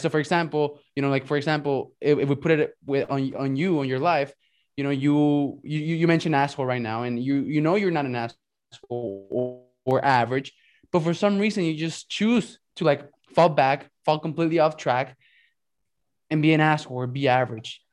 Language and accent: English; Mexico; also born or lived in United States; So I'm from Mexico and right. I lived in Mexico but went to school in the US.